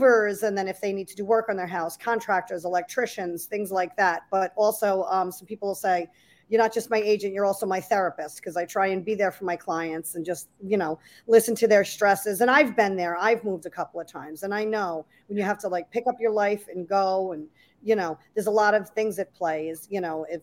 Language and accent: English; Breezy Point, New York, United States; also born or lived in Rockaway, New York; I was born and raised in Breezy Point, but I live in Rockaway now.